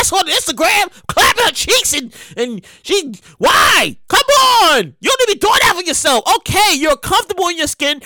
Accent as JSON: {"language": "English", "town": "New York City", "region": "New York", "country": "United States", "said": "I'm from Brooklyn"}